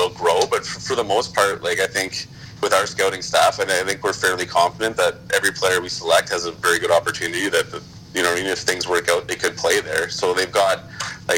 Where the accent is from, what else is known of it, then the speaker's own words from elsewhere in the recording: Sault Ste. Marie, Ontario, Canada; now in Ottawa, Canada; I grew up in Sault Ste. Marie